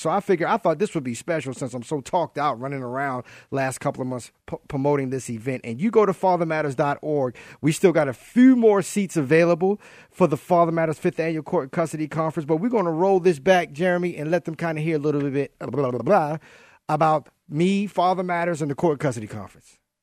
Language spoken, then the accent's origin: English; Baltimore, Maryland, United States; now in San Jose, United States; I'm originally from Baltimore, grew up from Baltimore in my childhood